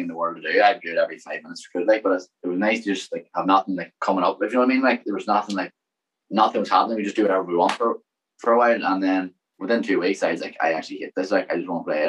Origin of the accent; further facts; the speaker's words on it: Derry, Northern Ireland, United Kingdom; I'm from Derry, One Road